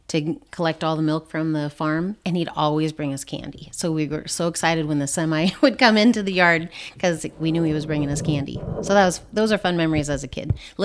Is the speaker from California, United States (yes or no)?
yes; San Diego, California, United States; Well, I grew up in San Diego, {S0} okay, {S2} and that's where most of my family is.